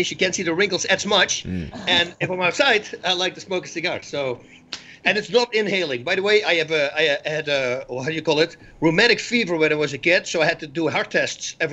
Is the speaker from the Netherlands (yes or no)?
yes; Netherlands; moved away as an adult; now in United States; I'm from Holland.